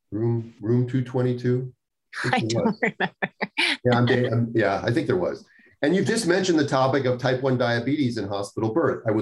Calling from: Northern Ireland, United Kingdom; I'm listening from Northern Ireland. I'm currently 29 weeks 28 years old, 17 years type 1 diabetic

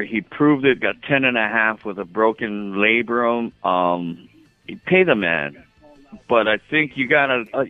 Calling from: Hawaii, United States; How you doing, brother? I'm up from Hawaii.

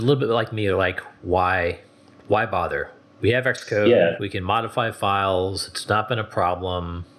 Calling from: Minneapolis, Minnesota, United States; I'm calling in from Minneapolis, Minnesota

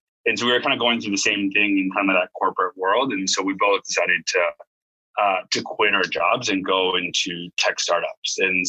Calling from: Waikiki, Hawaii, United States; So right now, I am in Hawaii. So just, actually in Waikiki right now.

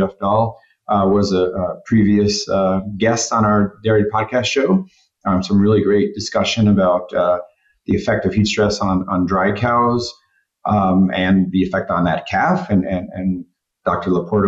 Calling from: Torreón, Coahuila, Mexico; I'm connecting here from Torreon, Mexico.

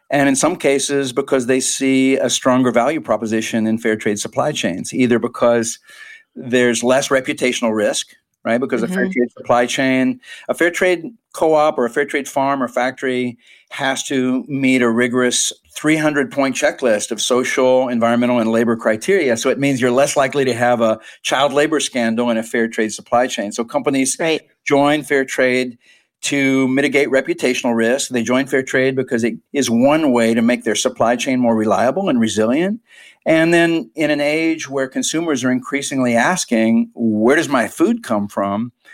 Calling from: United States; also born or lived in Nicaragua

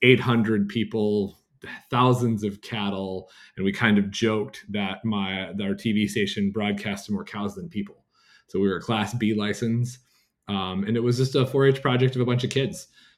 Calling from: Zeeland, Michigan, United States; Yeah, I'm sitting in downtown Zeeland, beautiful downtown Zeeland right now.

